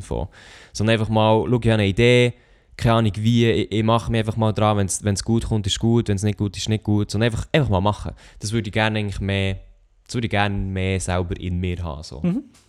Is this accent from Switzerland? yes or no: yes; Switzerland; wir sind ja Schweizer